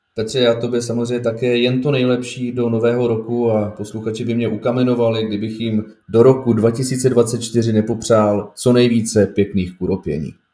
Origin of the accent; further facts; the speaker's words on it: Bohemia, Czechia; tady u nás v Čechách